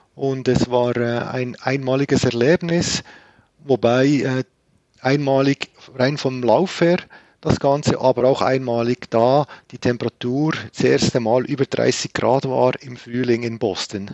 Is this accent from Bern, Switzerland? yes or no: no; Grenchen, Solothurn, Switzerland; Also ich komme aus dem Kanton Solothurn. In Grenchen bin ich zu Hause.